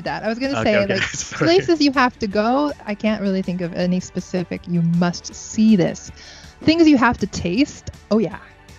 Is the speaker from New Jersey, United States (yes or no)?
no; Florida, United States; now in Japan; I'm from Florida